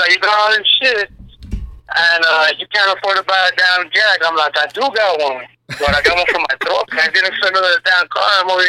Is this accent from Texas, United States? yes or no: yes; El Paso, Texas, United States; also born or lived in Ciudad Juárez, Mexico; I was born in Thomason Hospital, which is now UNC, I guess, El Paso, Texas. I was raised in Ciudad Juarez, El Paso. I'm from the Northeast, born and raised, like I said, Devil's Triangle, 799-24.